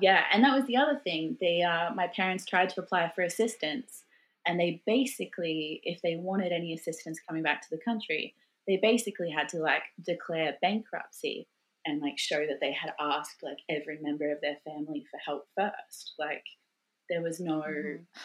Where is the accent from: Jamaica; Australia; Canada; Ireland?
Australia; moved away as an adult; now in Sweden; my identity as a, as an Australian and what it meant to be an Australian